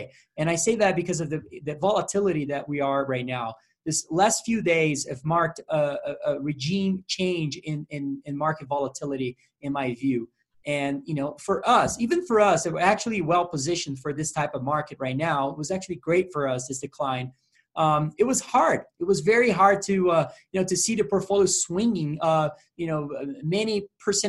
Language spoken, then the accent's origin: English; Brazil; I'm from Brazil